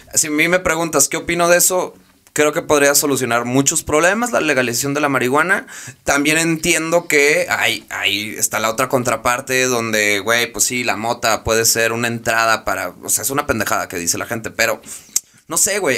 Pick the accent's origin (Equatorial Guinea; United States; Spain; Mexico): Mexico; mi contexto, como yo, eh, México, etcétera, Latinoamérica